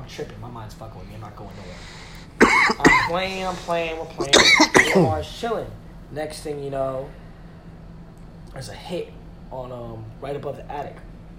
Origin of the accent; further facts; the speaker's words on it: Beverly, Massachusetts, United States; I'm from Beverly, Massachusetts. Uh-huh. I'm literally like 15, 20 minutes from fucking Salem.